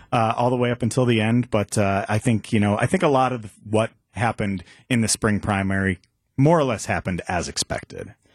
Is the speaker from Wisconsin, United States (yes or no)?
yes; Waukesha County, Wisconsin, United States; I'm from Waukesha County